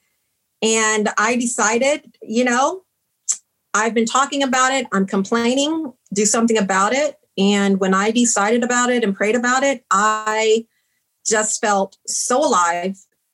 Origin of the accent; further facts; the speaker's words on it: San Antonio, Texas, United States; also born or lived in Princeton; Growing up in San Antonio